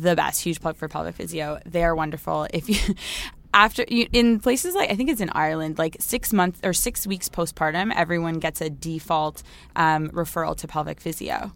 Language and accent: English; Toronto, Ontario, Canada; moved away as an adult; also born or lived in Halifax, Nova Scotia; I'm from Toronto. That's where I grew up